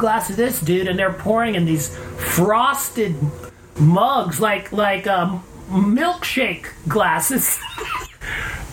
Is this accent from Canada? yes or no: yes; Canada; I am a Canadian, so I grew up loving beer